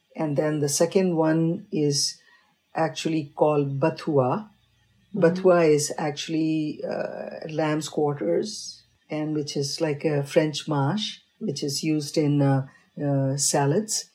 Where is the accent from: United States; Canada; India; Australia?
India; North India; moved away; I was raised in North, but I have a parental heritage of South.